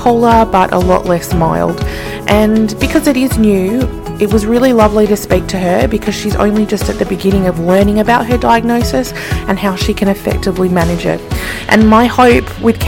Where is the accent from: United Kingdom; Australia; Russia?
Australia; Sydney, New South Wales; I grew up in Sydney